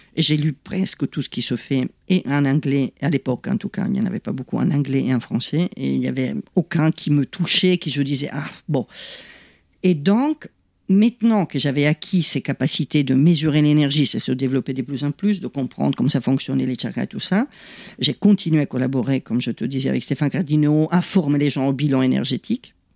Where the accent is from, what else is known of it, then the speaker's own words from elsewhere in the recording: Italy; French is a second language; moved away as an adult; now in France; je suis italienne, pas d'origine italienne, mais italienne, j'y tiens